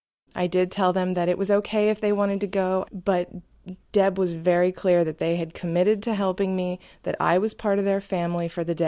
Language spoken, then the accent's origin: English; Lancaster, Pennsylvania, United States; I'm from Lancaster, Pennsylvania.